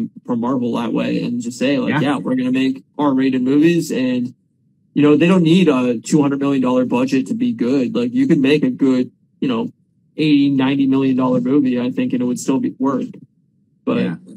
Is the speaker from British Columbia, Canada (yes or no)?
no; Windsor, Ontario, Canada; moved away; we're from Windsor originally